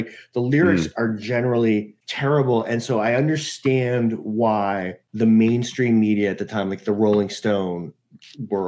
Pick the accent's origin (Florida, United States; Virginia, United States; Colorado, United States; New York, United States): New York, United States; New York City; I grew up in New York City, and I went to this prep school in the city